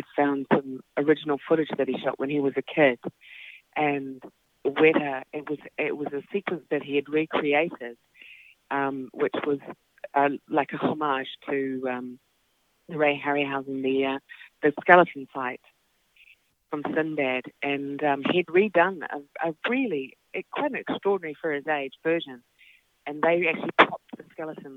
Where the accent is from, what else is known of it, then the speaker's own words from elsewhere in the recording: Auckland, New Zealand; I grew up in West Auckland, and behind us was a farm.